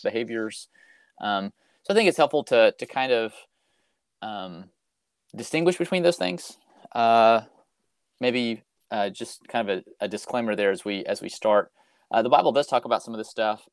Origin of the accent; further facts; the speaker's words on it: Fayetteville, Arkansas, United States; I'm originally from Fayetteville, Arkansas. That's where I grew up